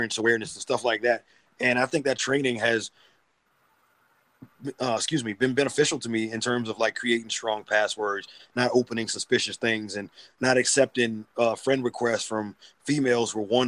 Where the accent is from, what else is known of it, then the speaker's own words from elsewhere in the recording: Boston, Massachusetts, United States; moved away as an adult; now in Norfolk, United States; I'm from Boston